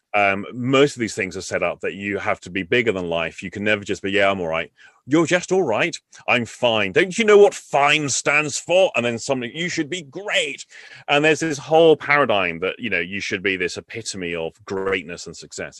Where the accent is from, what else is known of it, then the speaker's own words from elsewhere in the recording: England, United Kingdom; I'm English.